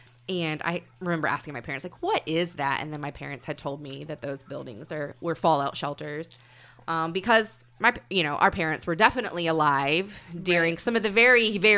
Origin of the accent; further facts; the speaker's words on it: Mustang, Oklahoma, United States; because I grew up in Mustang